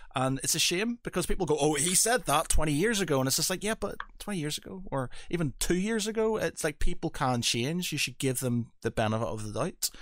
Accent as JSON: {"language": "English", "region": "Northern Ireland", "country": "United Kingdom", "said": "I come from Northern Ireland"}